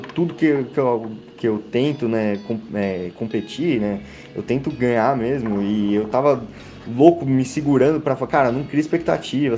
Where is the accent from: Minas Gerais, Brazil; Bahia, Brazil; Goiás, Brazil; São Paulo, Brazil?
São Paulo, Brazil; Sou de São Paulo